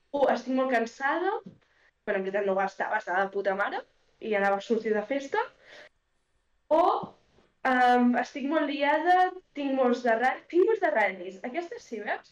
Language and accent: Catalan; Alt Empordà, Catalonia, Spain; Soc de l'Empordà soc de l'Alt Empordà